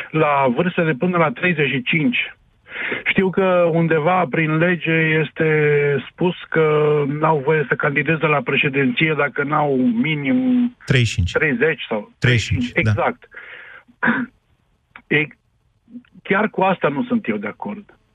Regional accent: Timișoara, Timiș County, Romania; sunt din Timișoara, am uh, 50 de ani

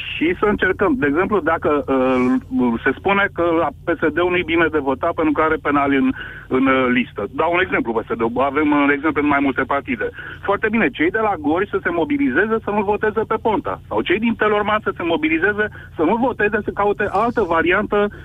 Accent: Constanța, Constanța County, Romania; Constanța, de unde sunt eu

